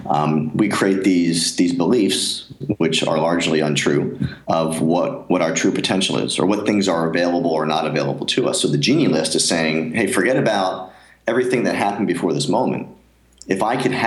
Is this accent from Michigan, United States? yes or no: no; near Philadelphia, Pennsylvania, United States; moved away; growing up near Philadelphia, I was a huge Rocky fan